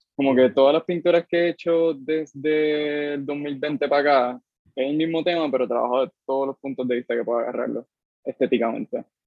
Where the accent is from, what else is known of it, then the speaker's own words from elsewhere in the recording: Cayey, Puerto Rico; yo soy de, o sea, del carajo de Puerto Rico, soy de Calle, pero de Calle específicamente de un barrio que se llama Pasto Viejo, eso está casi llegando a las tetas de Calle. O sea, yo me crié sin vecinos